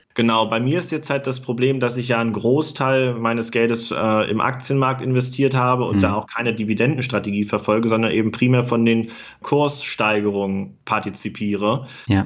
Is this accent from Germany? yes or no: yes; Germany; moved away as an adult; now in Göttingen, Germany; Ich komme ja aus dem Harz. Ich wohne auch nach wie vor in der Nähe. Ich wohne äh, in Göttingen